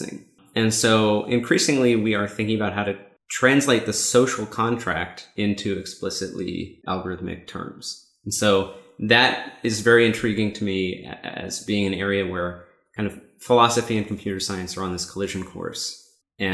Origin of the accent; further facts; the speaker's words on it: Seattle, Washington, United States; I'm from Seattle